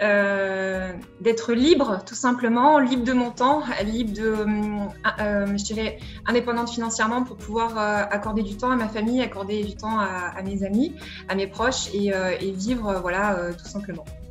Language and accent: French; Vichy, Auvergne-Rhône-Alpes, France; je suis née le 20 juillet 1983, j'ai 37 ans à Vichy et je suis une Auvergnate aujourd'hui